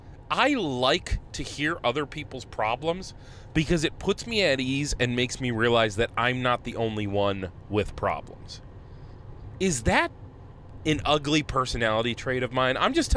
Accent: Tennessee, United States; I worked my whole career at the Hunt's factory down in Tennessee. Yeah, we're from Tennessee

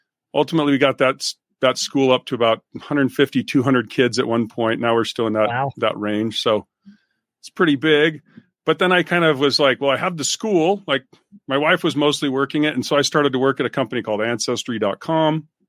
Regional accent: Utah, United States; I grew up in Utah, you know, great outdoorsy stuff.

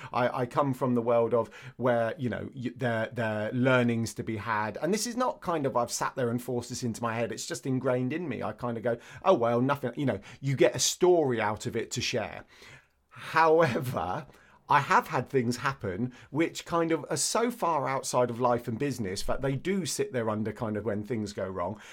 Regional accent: Andover, South East England, United Kingdom; I grew up in Andover

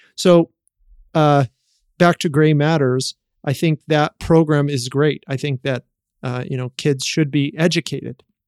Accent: Utah, United States; I have that background of growing up in Utah

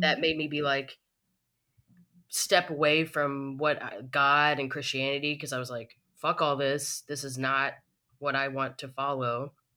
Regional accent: Tennessee, United States; moved away; I'm originally from Tennessee

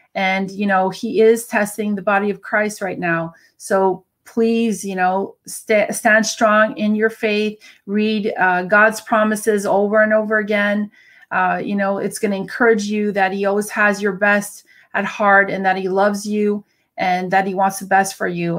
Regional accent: Canada; I'm a Canadian

